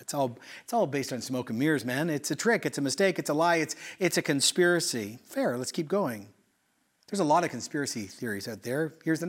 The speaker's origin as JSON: {"language": "English", "town": "Quito", "region": "Pichincha", "country": "Ecuador", "tie": "born or raised there", "also_born_or_lived": "Oshawa, Canada", "said": "So I was born in Oshawa, but I grew up in Ecuador in the 80s, pre-internet."}